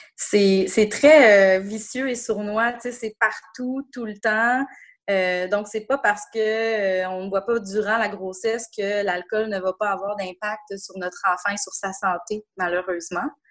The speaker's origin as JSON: {"language": "French", "town": "Quebec City", "region": "Quebec", "country": "Canada", "tie": "born or raised there", "also_born_or_lived": "Montreal", "moved": "as an adult", "said": "je suis de retour dans ma ville natale depuis maintenant euh, bientôt trois ans"}